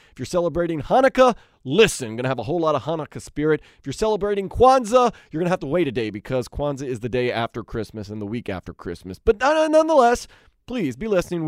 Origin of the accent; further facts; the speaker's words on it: New Orleans, Louisiana, United States; now in Miami, United States; I'm from New Orleans